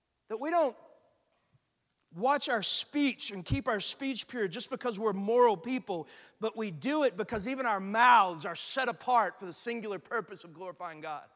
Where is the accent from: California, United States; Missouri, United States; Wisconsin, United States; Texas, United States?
Texas, United States; Austin; moved away as an adult; now in Houston, United States; I'm from Austin